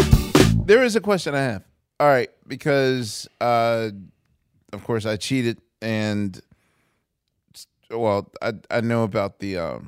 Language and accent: English; Philadelphia, Pennsylvania, United States; I'm a Philadelphian.